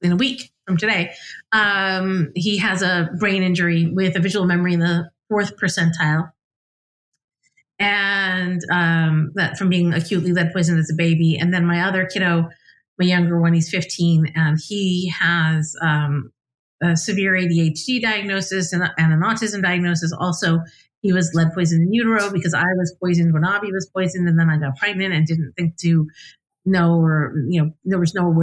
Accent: United States; also born or lived in Scotland; as an American

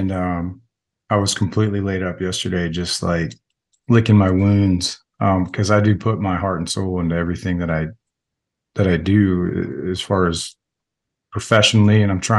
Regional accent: Florida, United States; also born or lived in New York / Virginia; I was born in Central Florida, but the common theme throughout my whole childhood was there was no stability when it came to planting roots anywhere. Like, I think I moved from Florida to New York, and then New York to Virginia for a while, and then back to Florida for all high school.

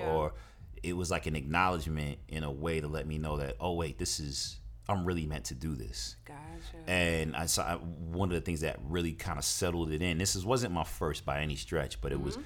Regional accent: New Jersey, United States; born there; also born or lived in Brooklyn / Atlanta; I was born in New Jersey, and then we moved to Brooklyn, and I moved to Atlanta, and then back to Brooklyn.

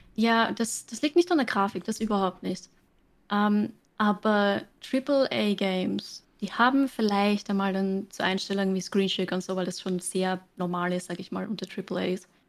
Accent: Austria; accent: Austrian; Ich streame auf Englisch, ich komme aus Österreich

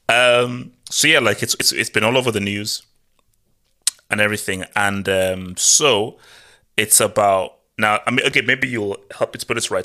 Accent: Nigeria; moved away; also born or lived in Europe; growing up in Nigeria

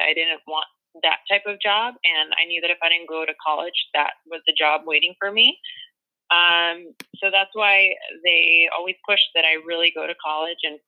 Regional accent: Los Angeles, California, United States; I was born in the San Fernando Valley. I'm from Mission Hills, California

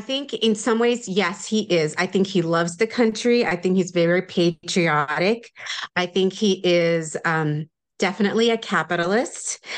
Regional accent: United States; moved away; also born or lived in New Jersey / New York; I grew up in New Jersey and New York

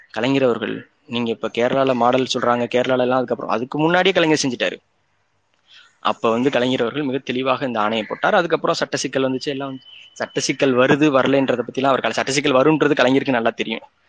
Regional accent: Sivaganga district, Tamil Nadu, India; சிவகங்கை மாவட்டம் எங்களோட சொந்த ஊர்

